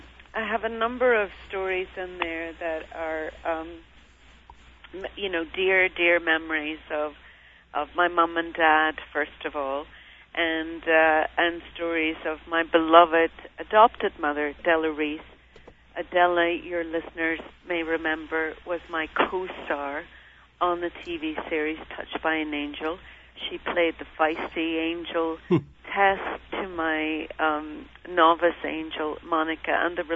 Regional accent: Derry, Northern Ireland, United Kingdom; I was raised in Derry City.

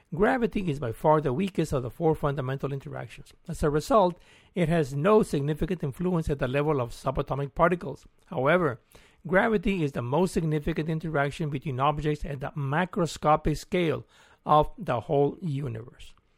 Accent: Mexico; moved away as an adult; also born or lived in Mexico City / London; now in Austin, United States; I'm from Mexico and came over in twenty oh two

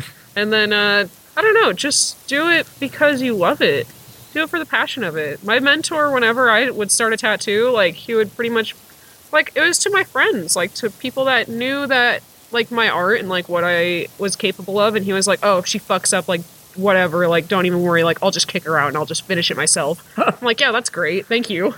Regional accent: Sacramento, California, United States; I am from Sacramento

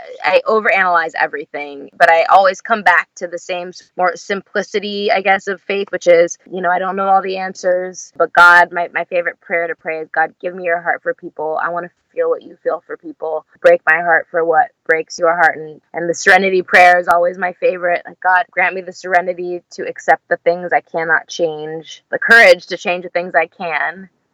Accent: Los Angeles, California, United States; born and raised in Los Angeles.

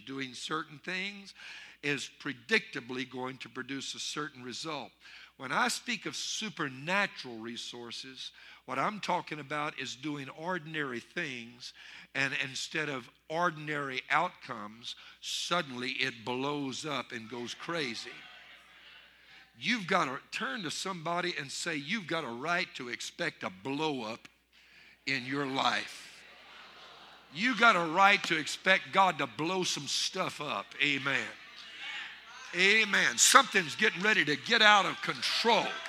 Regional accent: Louisiana, United States; I'm from Louisiana, not even a bayou

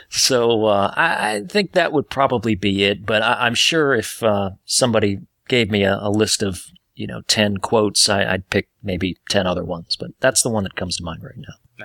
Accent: Detroit, Michigan, United States; now in Atlanta, United States; I was born in Detroit, Michigan

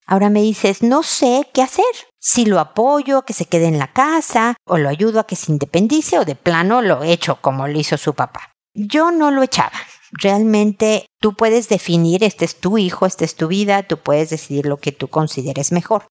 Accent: Mexico; now in Chile; en México, mi país de origen, y en Chile, donde vivo

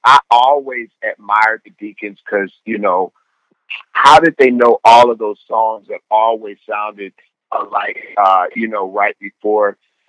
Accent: Houston, Texas, United States; now in Los Angeles, United States; I grew up in Houston, Texas, one of 10 siblings, a blended family.

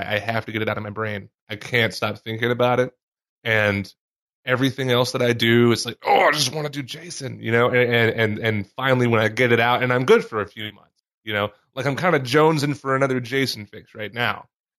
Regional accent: Mississippi, United States; moved away as an adult; growing up in Mississippi

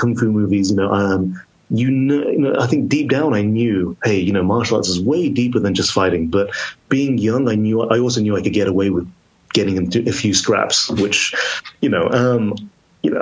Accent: Telford, Wolverhampton, Birmingham, West Midlands, United Kingdom; now in Oxford, United Kingdom; I live in Oxford now, but I grew up in Telford, Wolverhampton, Birmingham, the West Midlands

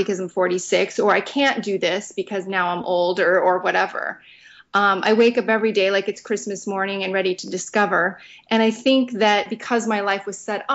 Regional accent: Southern California, United States; I worked at Disneyland because I grew up in Southern California

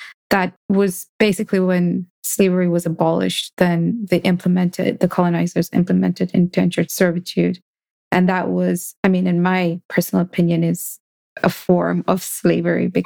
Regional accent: Kenya; growing up in Kenya

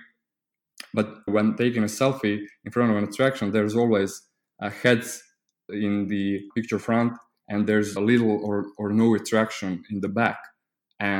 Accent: Croatia; I'm from Croatia. It's a small country in the EU.

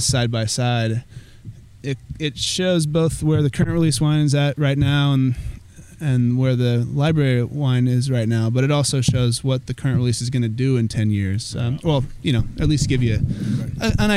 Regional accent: Sonoma, California, United States; growing up in Sonoma, going up to Tahoe

